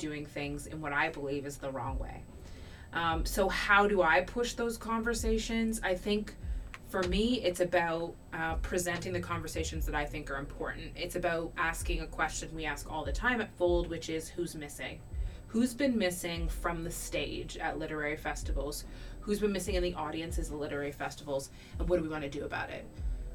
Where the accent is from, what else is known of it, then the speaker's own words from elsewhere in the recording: Canada; born and raised in Canada